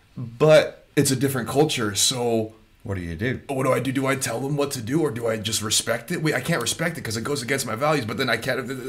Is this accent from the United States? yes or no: yes; United States; moved away; growing up in the States